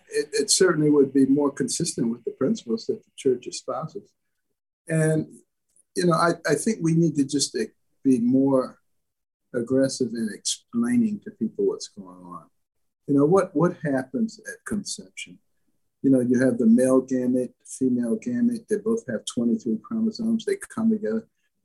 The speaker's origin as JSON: {"language": "English", "town": "Detroit", "region": "Michigan", "country": "United States", "tie": "born or raised there", "also_born_or_lived": "Boston / New Haven / Ann Arbor", "said": "I grew up in Detroit and Boston and New Haven and Ann Arbor and worked in Baltimore, all very liberal places."}